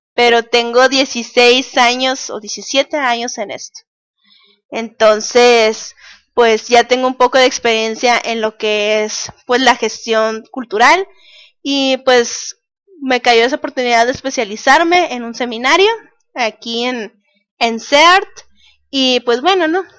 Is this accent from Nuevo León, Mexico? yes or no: no; Mexicali, Baja California, Mexico; soy de Mexicali, Baja California